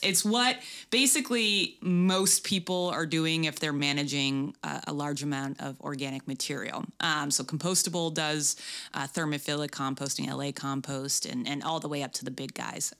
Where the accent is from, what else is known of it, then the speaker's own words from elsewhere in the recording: Boston, Massachusetts, United States; moved away as an adult; now in Los Angeles, United States; I'm from Boston originally